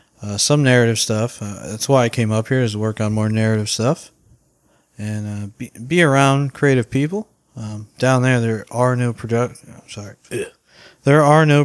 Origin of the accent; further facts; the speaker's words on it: Port St. Lucie, Florida, United States; moved away as an adult; now in New York City, United States; we're from Florida, small town in Florida called Port St. Lucie.